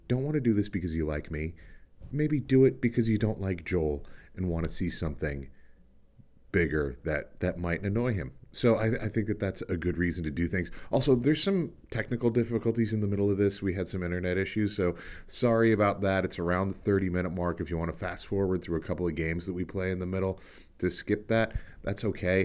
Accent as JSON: {"language": "English", "region": "Prince Edward Island", "country": "Canada", "tie": "born or raised there", "said": "I grew up outside Charlottetown, Prince of Rhode Island"}